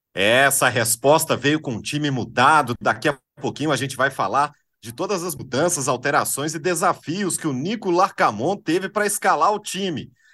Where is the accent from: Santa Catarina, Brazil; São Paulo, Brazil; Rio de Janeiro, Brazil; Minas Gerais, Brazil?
Minas Gerais, Brazil; Itabira; Eu sou do interior, sou de Itabira